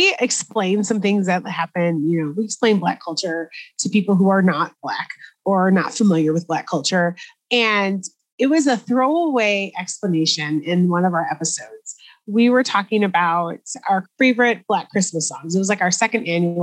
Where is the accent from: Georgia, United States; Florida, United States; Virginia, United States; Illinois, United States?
Illinois, United States; Chicago; I was born and raised in Chicago proper, like in the city